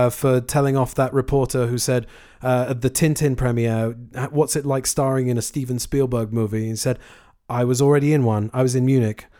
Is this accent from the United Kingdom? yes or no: yes; United Kingdom; I am a Brit